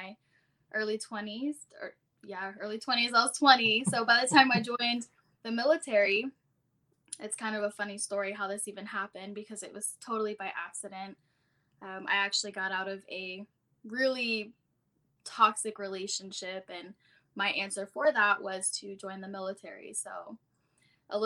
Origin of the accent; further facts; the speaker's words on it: Jacksonville, Florida, United States; also born or lived in Virginia; I'm from Jacksonville, Florida, which is fun in itself. It's a huge Navy town. I grew up in sort of a broken household